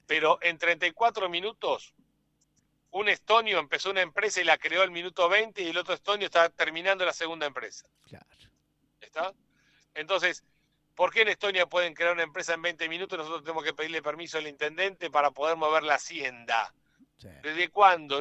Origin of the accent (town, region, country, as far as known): Argentina